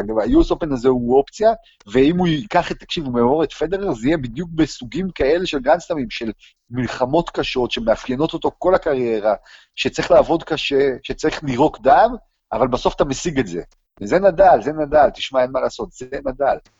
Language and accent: Hebrew; Israel; אנחנו מישראל